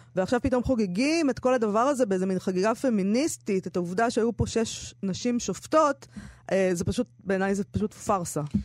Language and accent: Hebrew; Herzliya, Tel Aviv District, Israel; הספרייה שהייתי הולכת אליה בילדותי, בהרצליה